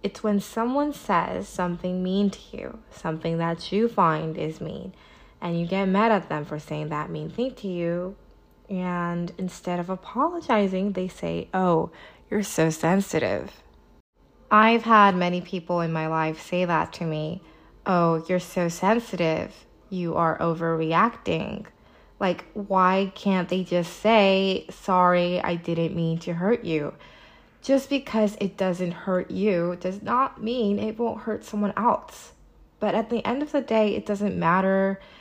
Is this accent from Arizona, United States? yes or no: no; Irvine, California, United States; moved away; I was visiting my hometown, Irvine, California